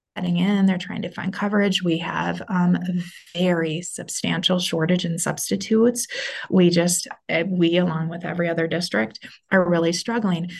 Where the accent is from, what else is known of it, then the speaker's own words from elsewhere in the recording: Minnesota, United States; moved away as an adult; also born or lived in North Dakota; So I am back in Minnesota, which is the state that I'm from